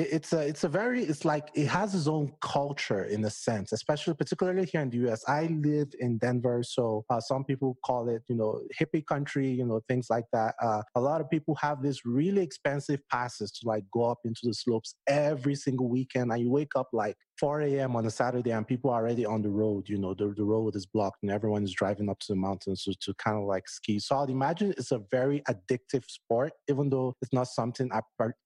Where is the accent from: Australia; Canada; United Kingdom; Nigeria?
Nigeria; moved away as an adult; also born or lived in Washington, District of Columbia, United States; now in United States; I grew up in Nigeria